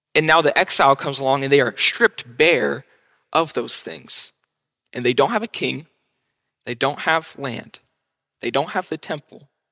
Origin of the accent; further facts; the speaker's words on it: Mount Vernon, Ohio, United States; I'm from Mount Vernon